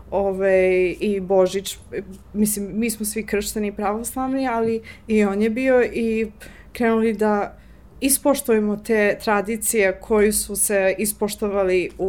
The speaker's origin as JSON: {"language": "Croatian", "town": "Johannesburg", "region": "Gauteng", "country": "South Africa", "tie": "born or raised there", "second_language": "Croatian", "moved": "as an adult", "lives_now": "Serbia", "said": "ove, rođena sam u Južnu Afriku, Johannesburg. Hm. E, tamo sam odrasla, šesta generacija u porodici. Moji su pod reklom iz Crnogore"}